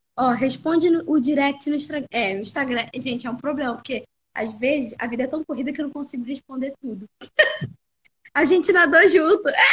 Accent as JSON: {"language": "Portuguese", "region": "Rio de Janeiro", "country": "Brazil", "said": "E eu sou do Rio"}